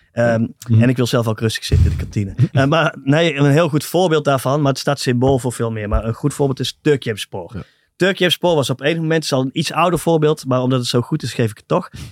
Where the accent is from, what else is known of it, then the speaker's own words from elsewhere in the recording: Tilburg, North Brabant, Netherlands; Ik kom uit Tilburg